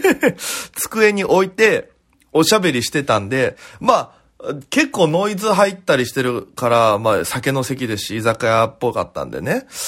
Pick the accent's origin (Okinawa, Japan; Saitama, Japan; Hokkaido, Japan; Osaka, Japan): Okinawa, Japan; now in Tokyo, Japan; 僕は沖縄県の出身でございまして